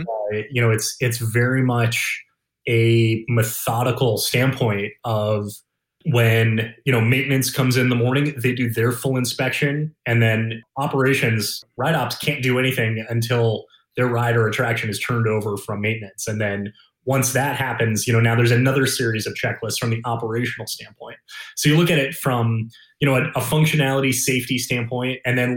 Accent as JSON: {"language": "English", "town": "Detroit", "region": "Michigan", "country": "United States", "tie": "born or raised there", "also_born_or_lived": "Sandusky, Ohio / Orlando, Florida", "moved": "as an adult", "said": "I grew up outside Detroit, Michigan"}